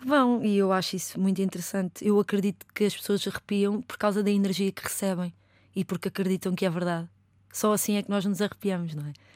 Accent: Lisbon, Portugal; eu cresci no bairro de Chelas

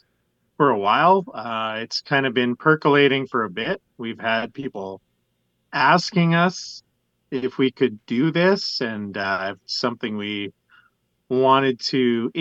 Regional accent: Alberta, Canada; also born or lived in Regina, Saskatchewan; born in Alberta, grew up in Alberta. I'm an Albertan, proudly so

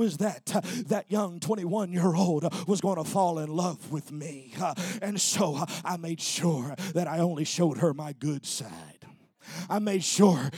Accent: Texas, United States; I'm a Texan.

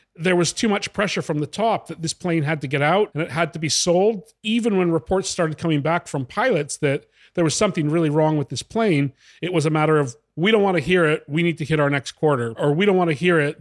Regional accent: Western Canada, Canada; moved away as an adult; now in Italy; I grew up in Western Canada.

